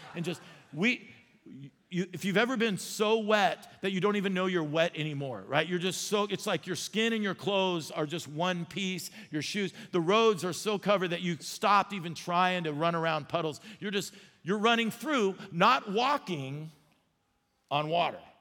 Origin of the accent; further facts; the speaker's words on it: Arizona, United States; I grew up in Arizona and I could not swim